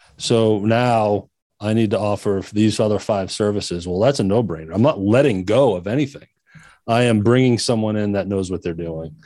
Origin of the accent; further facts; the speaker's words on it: Maine, United States; moved away; my home state, which is Maine